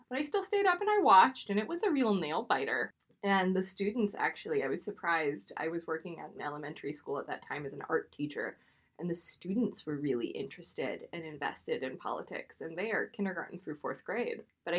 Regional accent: Maine, United States; now in New York City, United States; I am from Maine and more recently from New York City. And I take the Red Line every day.

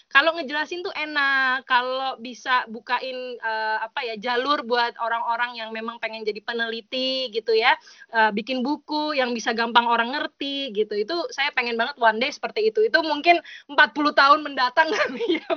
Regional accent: Java, Indonesia; tapi karena saya orang Jawa saya pernah pernah tahu pernah ngerti kalau itu konsep itu ada udah di Indonesia tuh ada ya, gitu.

